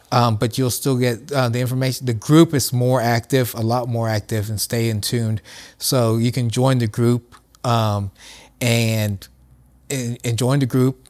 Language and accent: English; Columbus, Ohio, United States; I grew up in Columbus